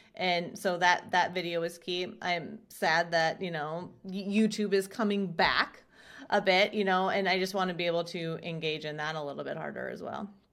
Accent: Chester, South Dakota, United States; also born or lived in Southwest Minnesota; now in Sioux Falls, United States; I was born in Southwest Minnesota, so only, like, an hour away from Sioux Falls, and then moved to South Dakota in fifth grade in a small little town called Chester, South Dakota

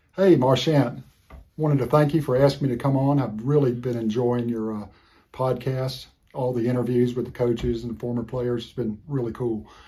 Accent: Florida, United States; moved away as an adult; I come from Florida, so I had a lot of the players were calling me Florida boy

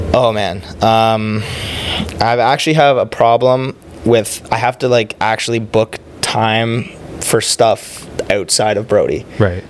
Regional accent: Oakville, Ontario, Canada; also born or lived in Toronto; I was born in Toronto. Both my parents are South African. Mm-hmm. Um, I lived in Toronto. I was like four. Moved to Oakville

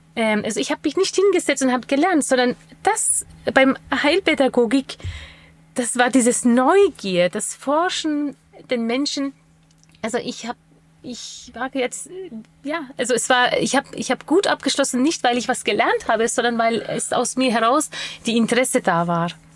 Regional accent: Bamberg area, Bavaria, Germany; ich komme ja aus der Gegend Bamberg

